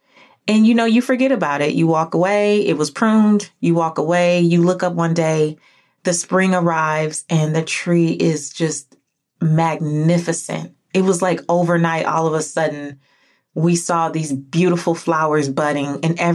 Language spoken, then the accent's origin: English; California, United States; now in Georgia, United States; Now, I'm from California, moved back to Georgia, and Georgia's very green